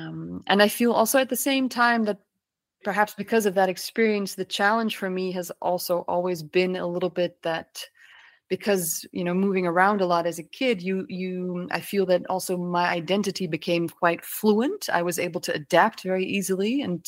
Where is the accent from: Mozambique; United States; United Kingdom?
Mozambique; Maputo; also born or lived in Netherlands; I was born in Holland, but fairly quickly my parents and my brother and I moved to Mozambique in the southern parts of Africa. And we moved to Maputo, and we lived there, and I went to an international school for quite some time there.